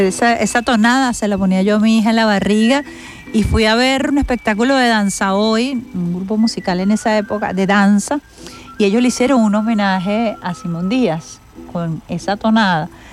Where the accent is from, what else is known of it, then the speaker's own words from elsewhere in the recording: Venezuela; como venezolanos